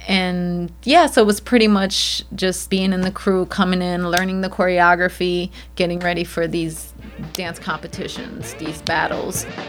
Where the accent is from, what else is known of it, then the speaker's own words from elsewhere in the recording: Chicago, Illinois, United States; I was the eighth child, the only one born and raised in the United States, uh, Chicago, Illinois